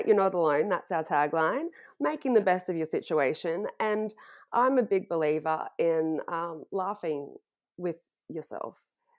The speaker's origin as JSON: {"language": "English", "region": "Florida", "country": "United States", "tie": "born or raised there", "said": "I grew up in Florida and then I went to college."}